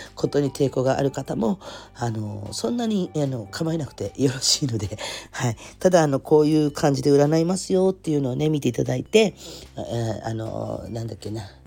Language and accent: Japanese; Kurume, Fukuoka, Japan; accent: Kurume dialect; moved away as an adult; also born or lived in Oita Prefecture; now in Oita, Japan; 出身は福岡県の久留米というところなんですけれども、まあ、もともと生まれも育ちも、もうバリバリのカチカチの久留米っ子ガチです